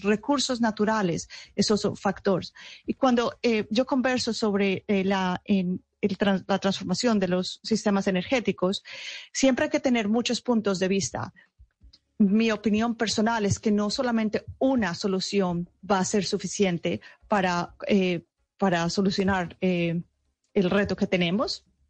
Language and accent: Spanish; Paisa region, Antioquia, Colombia; moved away; hace muchos años ya salí de Colombia, pero toda mi familia está en Colombia y soy muy orgullosa de ser paisa